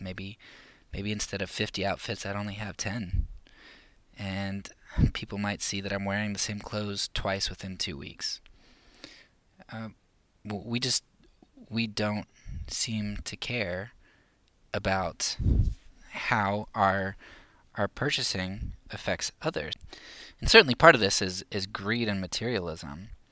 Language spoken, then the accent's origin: English; United States; I'm a Christian first and American second